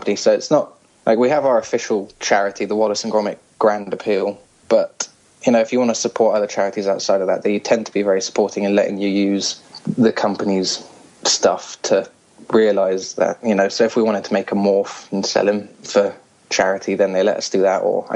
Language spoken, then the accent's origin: English; Hong Kong; now in England; originally I'm from Hong Kong.